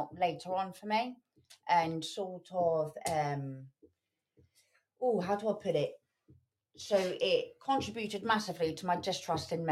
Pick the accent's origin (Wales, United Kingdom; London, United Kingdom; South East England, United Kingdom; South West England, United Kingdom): South West England, United Kingdom; Poole; moved away as an adult; now in Birmingham, United Kingdom; I'm from a place called Poole down in Dorset.